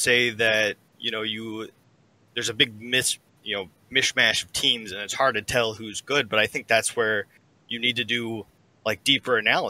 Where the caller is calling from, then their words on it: Lexington, Kentucky, United States; Calling from Lexington, Kentucky.